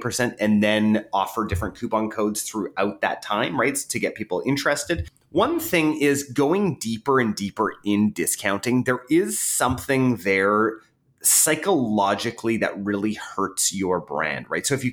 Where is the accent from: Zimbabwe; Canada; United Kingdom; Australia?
Canada; I'm Canadian